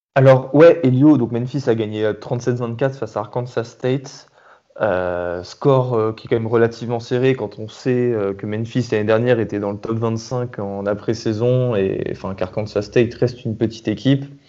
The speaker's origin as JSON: {"language": "French", "country": "France", "said": "on est français"}